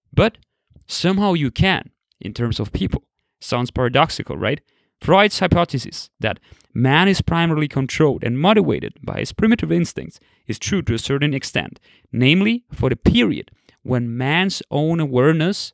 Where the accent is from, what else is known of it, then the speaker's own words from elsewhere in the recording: Austria; I grew up and live in the West, in Austria